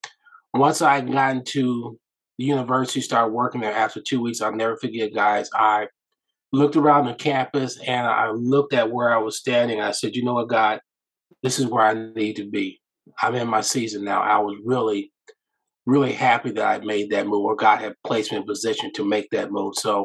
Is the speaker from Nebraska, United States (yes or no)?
yes; Omaha, Nebraska, United States; I am from Omaha, Nebraska